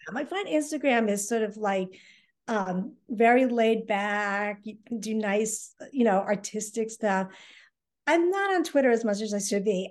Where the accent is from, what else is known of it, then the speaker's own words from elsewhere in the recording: Hull, Massachusetts, United States; my hometown of Hull